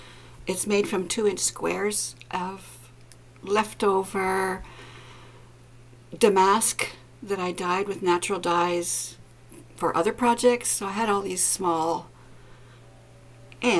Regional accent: Canada; I'm a Canadian and I live on an island in a Great Lake

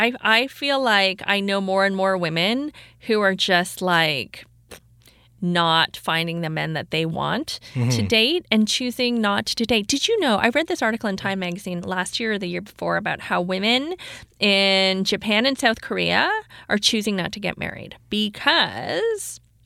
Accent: Toronto, Ontario, Canada; moved away as an adult; now in Vancouver, Canada; I was born and raised in Toronto. I did most of my dating in Toronto.

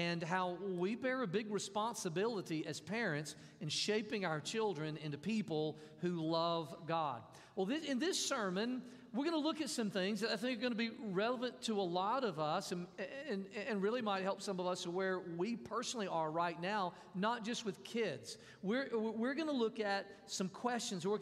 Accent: Mississippi, United States; When I was growing up, I grew up in Mississippi.

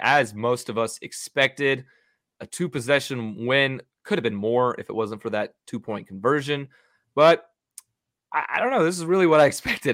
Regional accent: Texas, United States; as a Texan

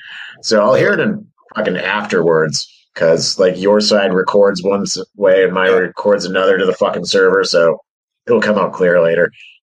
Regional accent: Midwest, United States; now in western New York, United States; I'm from the Midwest.

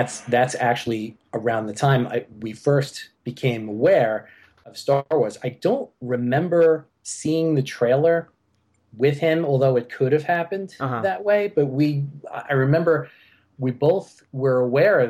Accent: New York City, New York, United States; I grew up here in Staten Island, New York, where I've lived most of my life

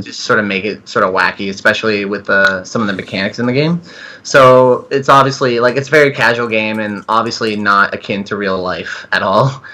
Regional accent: Canada; I'm Canadian

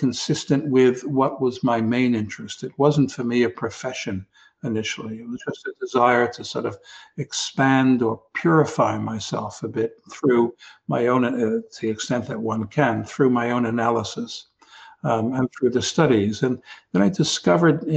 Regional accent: New York City, New York, United States; Coming from New York and growing up in the Bronx

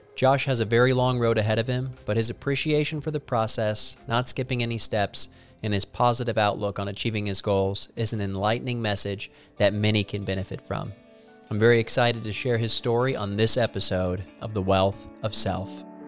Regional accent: Missouri, United States; I'm from Missouri

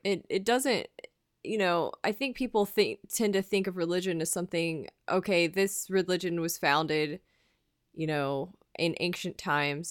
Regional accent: United States; as Americans

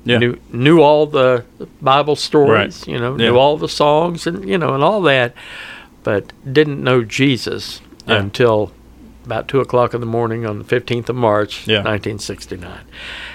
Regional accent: Huntington, West Virginia, United States; I grew up in Huntington

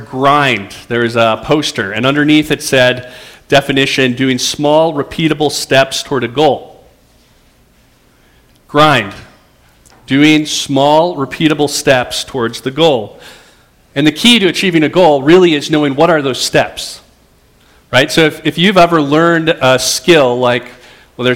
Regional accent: Roseville, Minnesota, United States; I grew up in Roseville, and so it feels a little bit like being home to be here

